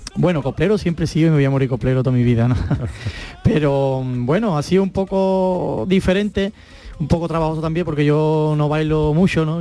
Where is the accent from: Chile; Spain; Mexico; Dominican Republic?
Spain; Cádiz, Andalusia; now in Ronda, Spain; Yo soy, nación Cádiz, vengo del carnaval aunque vivo en Ronda, en Málaga